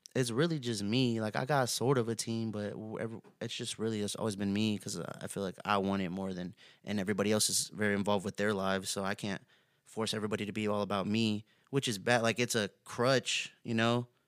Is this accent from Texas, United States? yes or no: yes; Houston, Texas, United States; also born or lived in Yoakum, Texas / Katy, Texas; I grew up on the southeast side of Houston, Texas, um, pretty much till I got around, like, almost middle school. I moved to Yoakum, Texas.